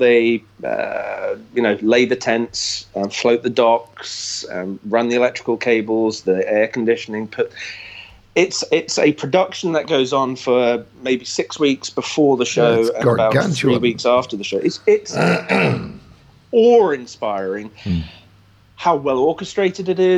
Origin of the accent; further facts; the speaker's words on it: Hinckley, East Midlands, United Kingdom; now in Florida, United States; I always go back to my hometown